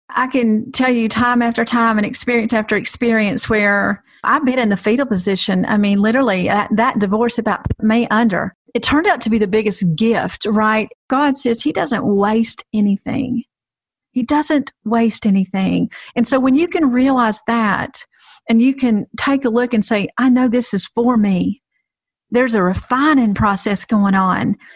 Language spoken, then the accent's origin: English; the South, United States; hey, listen, I am from the South. I used to run a women's ministry, so I, everything seems like holy at this point.